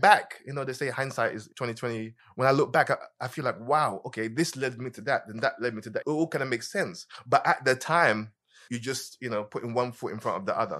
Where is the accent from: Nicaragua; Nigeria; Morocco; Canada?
Nigeria; Lagos; also born or lived in London, United Kingdom; now in United States; I was born in London, but my first musical memories were in Nigeria